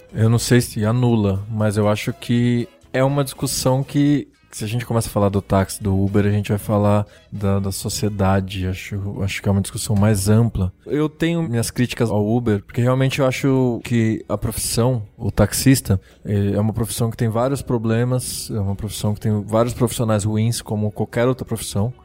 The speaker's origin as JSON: {"language": "Portuguese", "country": "Brazil", "tie": "born or raised there", "said": "eu já tinha saído da Zona Norte, que foi onde eu cresci"}